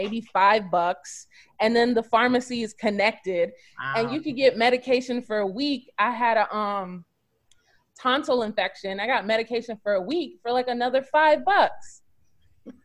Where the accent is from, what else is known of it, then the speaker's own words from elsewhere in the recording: United States; moved away as an adult; also born or lived in South Korea; we are from America